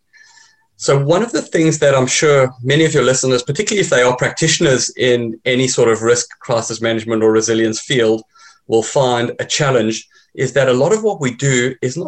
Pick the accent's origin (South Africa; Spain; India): South Africa; moved away; I'm originally South African.